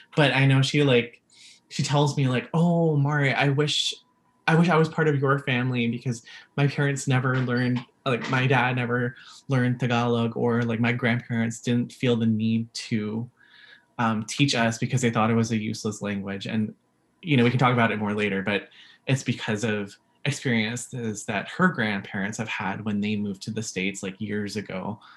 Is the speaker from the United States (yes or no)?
no; Vancouver, British Columbia, Canada; first language English; also born or lived in Philippines; I was born in the Philippines, and so when I moved here to uh, Vancouver, the le- the first language that I learned was English anyway